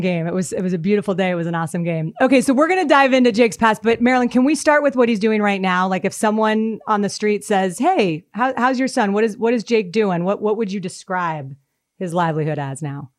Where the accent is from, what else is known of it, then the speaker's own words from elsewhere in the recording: Denver, Colorado, United States; also born or lived in Boston; I grew up in Denver